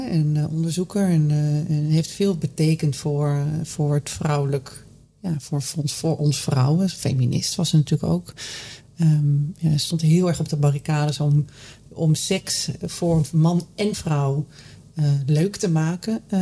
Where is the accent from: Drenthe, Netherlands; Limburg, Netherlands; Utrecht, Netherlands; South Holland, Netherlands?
Drenthe, Netherlands; Ik ben opgegroeid in Drenthe. Een klein dorp.